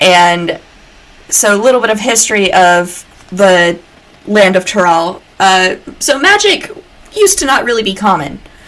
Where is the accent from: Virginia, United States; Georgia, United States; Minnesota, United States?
Georgia, United States; when people hear that I'm from Georgia, they expect me to sound like this.